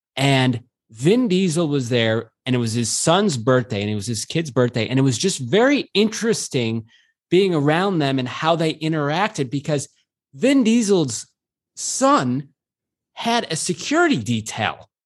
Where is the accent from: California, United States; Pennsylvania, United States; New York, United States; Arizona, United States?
New York, United States; Syracuse; I'm from Syracuse, New York